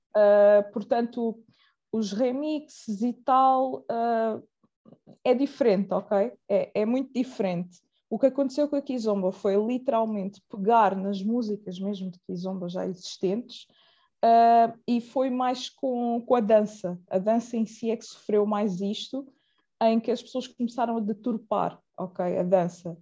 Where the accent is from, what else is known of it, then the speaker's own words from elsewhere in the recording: Portugal; eu nasci cá, uh, em Portugal, cá, Portugal é, é cá